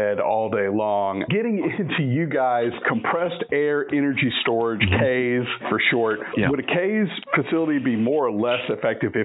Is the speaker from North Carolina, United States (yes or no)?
no; Shreveport, Louisiana, United States; my hometown in Shreveport